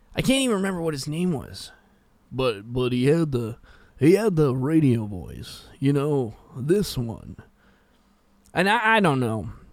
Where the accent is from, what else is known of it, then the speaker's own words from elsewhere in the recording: West Coast, Canada; I'm from the West Coast.